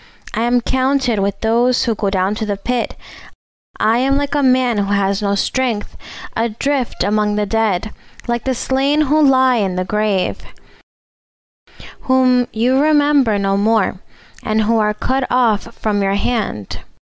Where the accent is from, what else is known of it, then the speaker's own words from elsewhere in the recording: Equatorial Guinea; English is a second language; Good morning, sister. Welcome to Spain. I am from Equatorial Guinea, and I have a question in the Bible